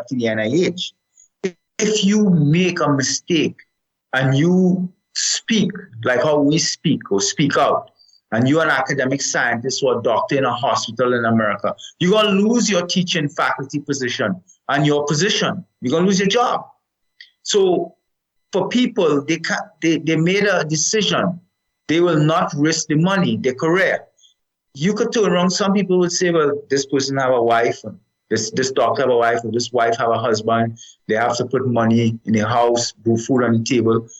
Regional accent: Canada; now in United States; I'm a Canadian citizen as much as I'm also a resident of the United States

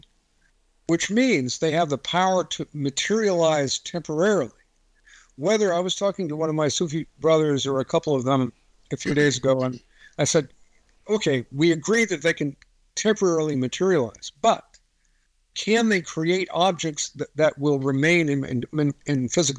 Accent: Marin County, California, United States; now in Kentucky, United States; I'm in Kentucky right now, but I grew up in Marin County, California

